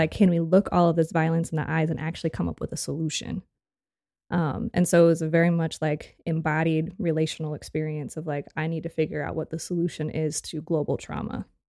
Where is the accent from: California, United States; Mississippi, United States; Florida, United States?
California, United States; Santa Cruz; moved away as an adult; also born or lived in San Diego, California / Tijuana, Mexico / Chile / Costa Rica; I was born in Santa Cruz, California.